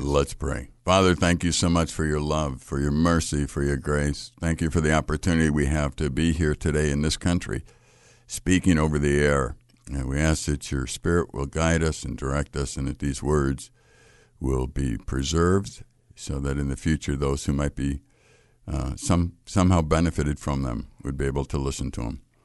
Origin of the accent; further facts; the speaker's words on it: Chicago, Illinois, United States; I grew up in Chicago.